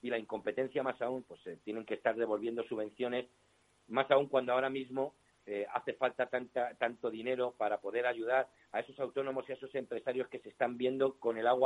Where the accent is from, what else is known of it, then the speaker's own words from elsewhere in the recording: Spain; lo único que tenemos en común es que somos eh, españoles, nos consideramos españoles y patriotas y somos anticomunistas.